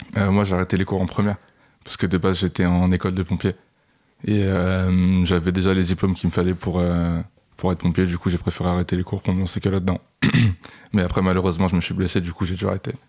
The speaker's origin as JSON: {"language": "French", "area": "Paris suburbs", "region": "Île-de-France", "country": "France", "tie": "born or raised there", "also_born_or_lived": "Bagnolet / Clamart", "said": "je suis né à Paris et j'ai fait une année à Porte-de-Pantin"}